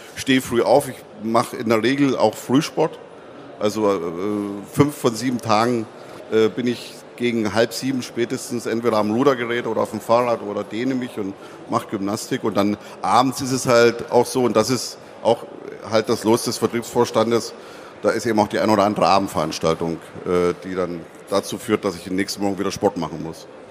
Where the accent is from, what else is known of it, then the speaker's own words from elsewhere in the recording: Zittau, Saxony, Germany; accent: hard R of the Zittau region; now in Dortmund, Germany; Das ist also in Sachsen eine Region, wo das R auch so hart gesprochen wird, wie ich das äh, auch kann